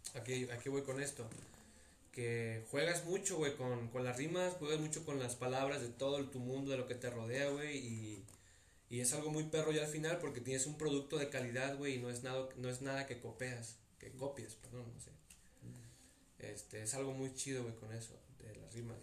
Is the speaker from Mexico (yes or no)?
yes; Tepic, Nayarit, Mexico; yo nací aquí en Tepic, ¿verdad? Tú sabes, aquí me la he pasado mis 21 años, no me he ido a vivir a otro lado